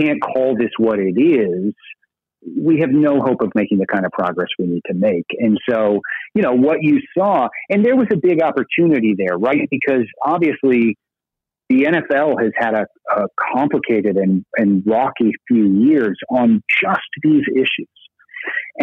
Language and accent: English; Burlington, Vermont, United States; in my hometown of Burlington, Vermont